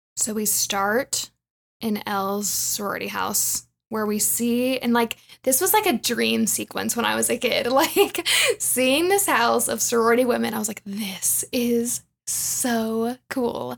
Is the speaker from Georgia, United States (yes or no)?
yes; Atlanta, Georgia, United States; moved away as an adult; now in Denver, United States; I'm from Atlanta, and that's where I lived before I moved to Denver